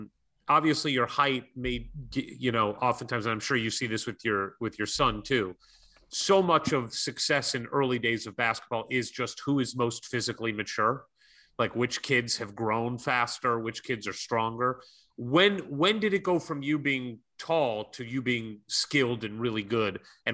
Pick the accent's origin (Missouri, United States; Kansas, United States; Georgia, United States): Missouri, United States; St. Louis; moved away as an adult; now in Los Angeles, United States; my hometown, St. Louis.